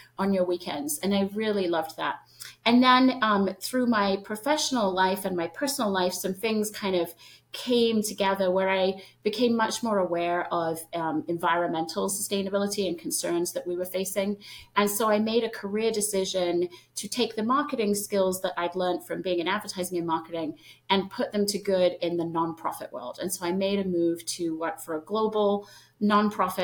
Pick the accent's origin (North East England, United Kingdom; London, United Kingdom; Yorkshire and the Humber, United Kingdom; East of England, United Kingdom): London, United Kingdom; moved away as an adult; now in United States; I tell everyone I grew up in London, England. I actually spent the first 5-6 years of my life in the countryside, right outside of London